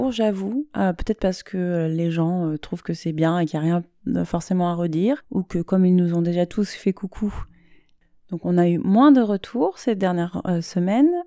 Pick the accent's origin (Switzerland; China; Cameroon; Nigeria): China; born there; Et moi je suis née en Chine et j'ai 9 ans.